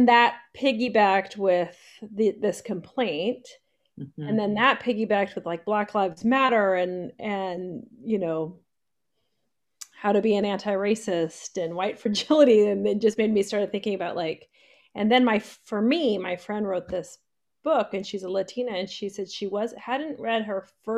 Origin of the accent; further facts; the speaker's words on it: Santa Cruz Mountains, California, United States; now in Glendale, United States; I grew up in the Santa Cruz Mountains in a redwood forest with no TV